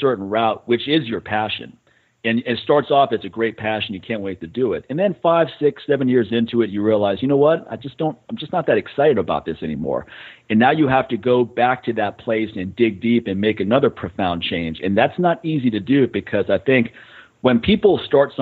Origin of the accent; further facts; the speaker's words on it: Montana, United States; now in Las Vegas, United States; I was stuck in a camper with my parents every summer growing up in Montana